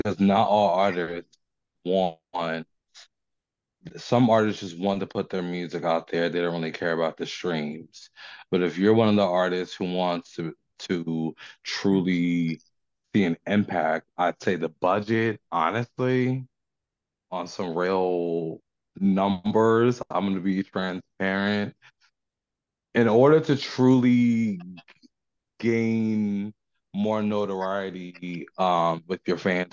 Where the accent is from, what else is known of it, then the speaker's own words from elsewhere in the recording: New Jersey, United States; now in Richmond, United States; Living down here in Richmond, even though I'm from New Jersey